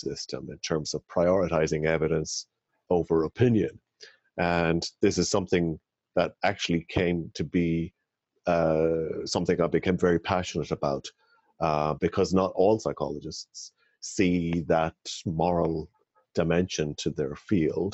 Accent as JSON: {"language": "English", "country": "Ireland", "tie": "born or raised there", "said": "So I'm from Ireland, and I was born and raised in Ireland"}